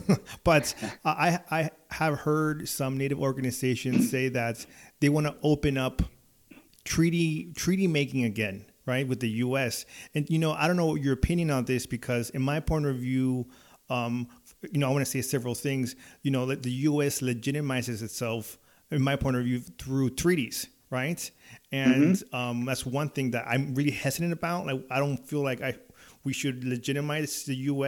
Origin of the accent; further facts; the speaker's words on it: California, United States; I grew up in California. You know, I was born in the 80s